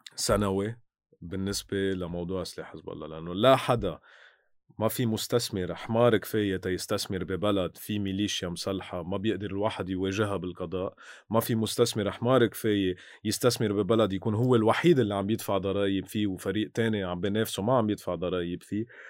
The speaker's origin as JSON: {"language": "Arabic", "country": "Lebanon"}